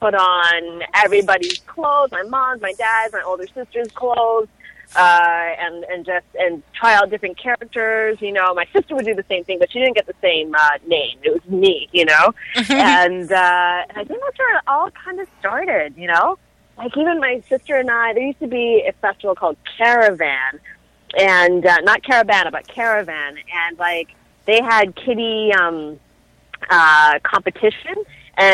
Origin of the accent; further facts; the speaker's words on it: Toronto, Ontario, Canada; I grew up in North York, like Lawrence and Keele area. And I went to school downtown, like Jarvis Collegiate, and Ryerson University is my alma mater.